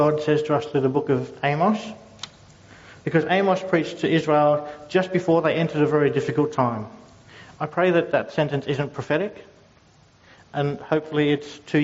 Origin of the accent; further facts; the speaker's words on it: Logan City, Queensland, Australia; I grew up in Logan City